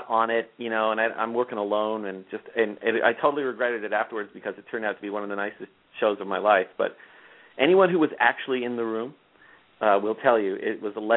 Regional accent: Toronto, Ontario, Canada; moved away; Toronto, my hometown

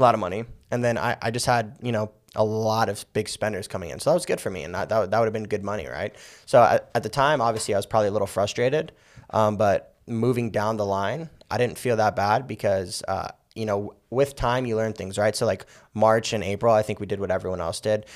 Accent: Las Vegas, Nevada, United States; I'm born and raised in Vegas. Uh, I've been here my whole life.

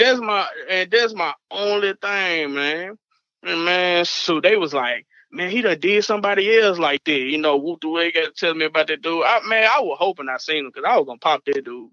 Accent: Arkansas, United States; I'm from Arkansas

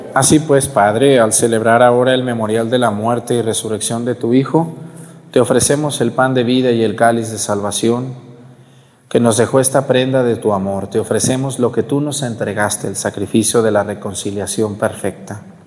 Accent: Mexticacán, Jalisco, Mexico; also born or lived in Chilapa, Guerrero; now in Chilapa de Álvarez, Mexico; mi pueblo, a Mesticacán

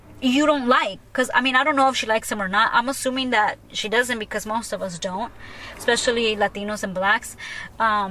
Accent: Long Beach, California, United States; I'm from Long Beach

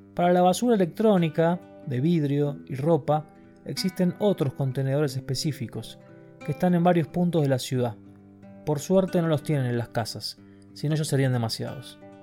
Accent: Argentina; moved away as an adult; also born or lived in Germany

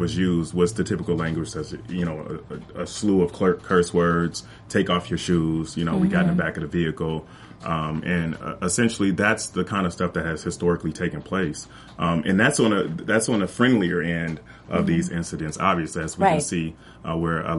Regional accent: Compton, California, United States; I grew up in Compton, California

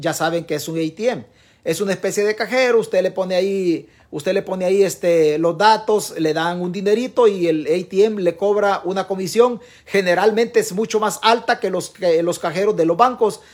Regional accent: El Salvador; somos como salvadoreños

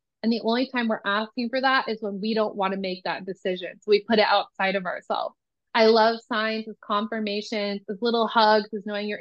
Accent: Nebraska, United States; moved away; I am originally from Nebraska. I went to college in Nebraska.

